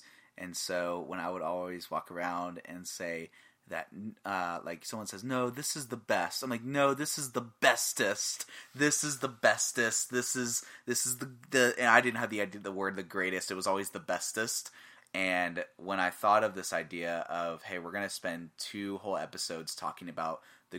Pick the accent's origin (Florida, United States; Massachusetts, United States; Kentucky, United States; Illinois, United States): Florida, United States; born there; now in Iowa, United States; I'm half Puerto Rican, and I was born in Florida. I'm not bred for winter, and I definitely didn't move to Iowa for the weather.